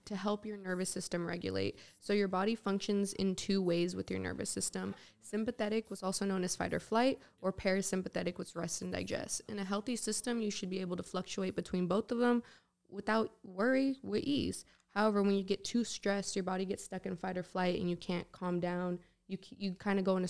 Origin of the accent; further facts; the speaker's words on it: San Francisco, California, United States; I love my hometown. I love being from San Francisco